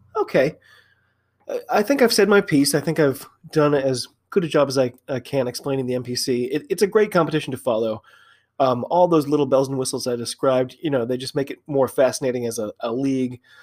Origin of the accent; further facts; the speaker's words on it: United States; I'm an American rugby fan.